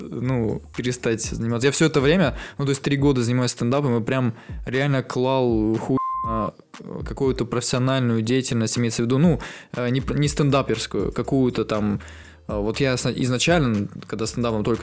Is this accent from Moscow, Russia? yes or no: no; Yekaterinburg, Sverdlovsk Oblast, Russia; мы с Урала